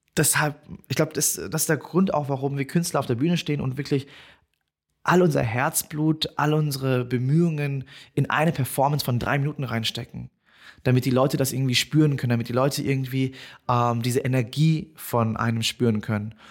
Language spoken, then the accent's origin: German; Bavaria, Germany; ich bin in Deutschland geboren, ich bin Deutscher